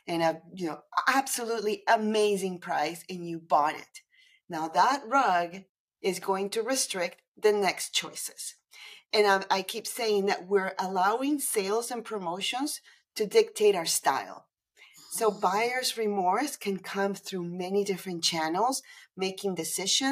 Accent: Panama City, Panama; moved away as an adult; now in Toronto, Canada; I'm originally from Panama City, Panama

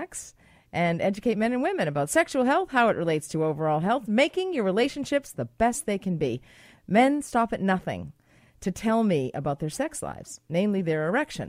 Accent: Boston, Massachusetts, United States; I'm from Boston

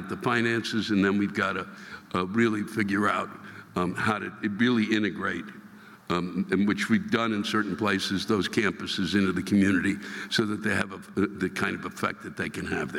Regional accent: Brooklyn, New York, United States; Well, wait, I'm from Brooklyn. What the fuck do I know?

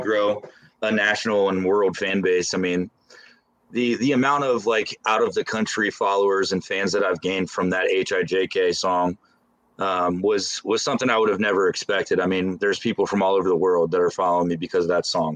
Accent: Lebanon, Ohio, United States; also born or lived in Los Angeles; it's actually a small town outside of Cincinnati called Lebanon, Ohio

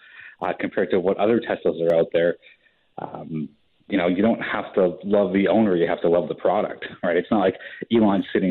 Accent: Canada

